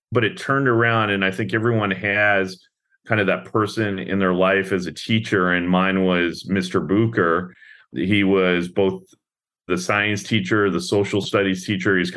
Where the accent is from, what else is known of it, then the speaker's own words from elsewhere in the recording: British Columbia, Canada; woke up every morning and stared out at the ocean, right? Because we lived on the east side of Vancouver Island, which faces the mainland up in Canada